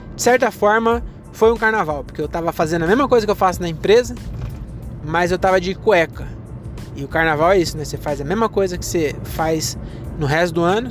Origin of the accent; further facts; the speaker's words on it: Caieiras, São Paulo, Brazil; quando eu era jovem, aqui em Caeiras